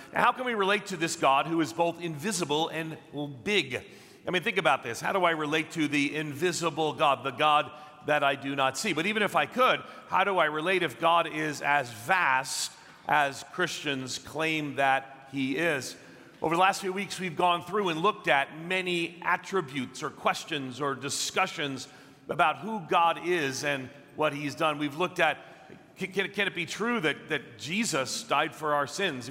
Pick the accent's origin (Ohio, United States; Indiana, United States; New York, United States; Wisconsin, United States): New York, United States; Long Island; I grew up on Long Island outside of New York City